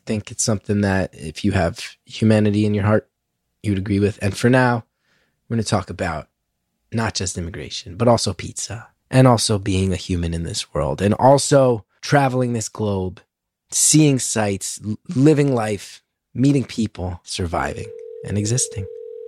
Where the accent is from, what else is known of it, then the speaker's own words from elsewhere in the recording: New Jersey, United States; I'm from Jersey, where that's such a big part of our culture.